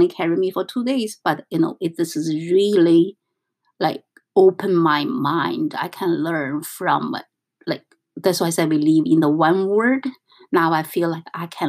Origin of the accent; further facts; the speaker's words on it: northern China, China; English is a second language; moved away as an adult; now in New York, United States; I come from North China.